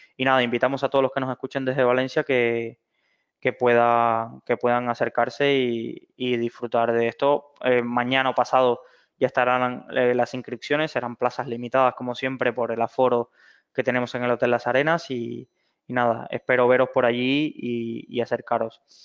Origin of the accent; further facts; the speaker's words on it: Cuba; moved away; soy originario de Cuba